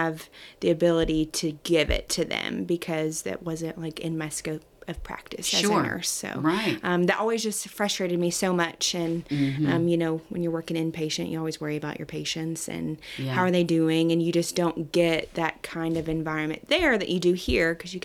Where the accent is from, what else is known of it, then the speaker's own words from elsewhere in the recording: Pleasant View, Tennessee, United States; It's maybe about 20 or so minutes from this office in a little town called Pleasant View. It's kind of right smack dab in between Nashville and Clarksville